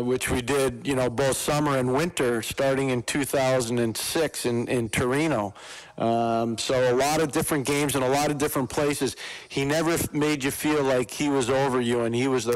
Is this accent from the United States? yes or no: no; Montreal, Quebec, Canada; I grew up in Montreal, so I used to listen to the late Danny Gallivan